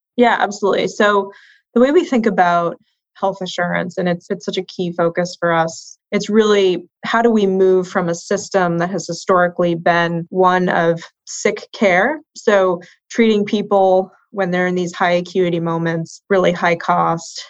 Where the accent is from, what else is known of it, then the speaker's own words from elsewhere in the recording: Boston, Massachusetts, United States; moved away as an adult; now in West Coast, United States; I grew up in Boston and spent most of my career in Boston.